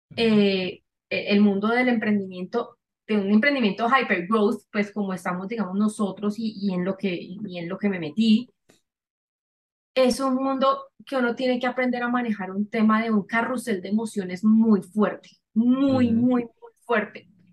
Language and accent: Spanish; Cali, Valle del Cauca, Colombia; yo soy caleña